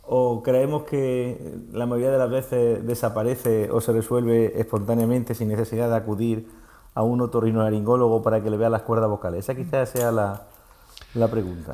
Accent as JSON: {"language": "Spanish", "town": "Montoro", "region": "Andalusia", "country": "Spain", "moved": "yes", "lives_now": "Marbella, Spain", "said": "soy montoreño y mi familia vive en Montoro"}